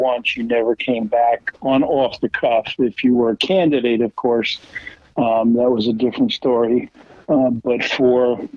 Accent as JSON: {"language": "English", "town": "Vineland", "region": "New Jersey", "country": "United States", "tie": "born or raised there", "also_born_or_lived": "Bridgeton, New Jersey", "said": "we started out in Vineland, and then when I graduated from Vineland Christian School, we moved to Bridgeton, and I went to high school in Bridgeton"}